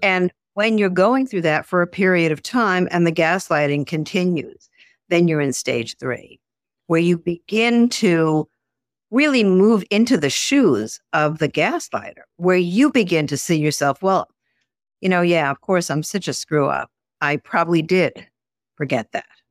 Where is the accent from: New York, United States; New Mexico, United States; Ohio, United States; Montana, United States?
New York, United States; Garden City; I grew up outside of New York City in a, a suburb called Garden City